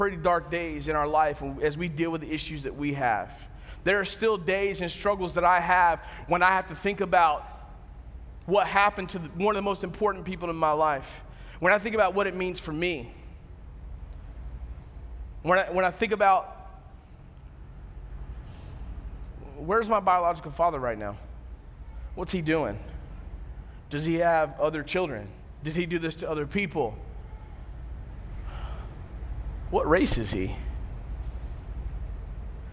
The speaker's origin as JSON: {"language": "English", "country": "United States", "said": "we as Americans"}